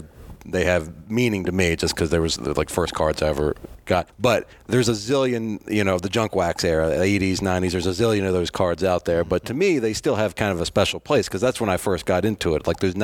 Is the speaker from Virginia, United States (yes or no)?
yes; Virginia, United States; I was growing up in Virginia watching the Braves on TBS every night